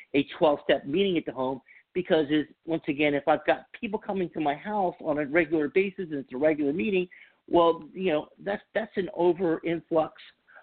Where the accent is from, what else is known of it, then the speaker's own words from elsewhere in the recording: the Bible Belt, United States; moved away; I'm from the Bible Belt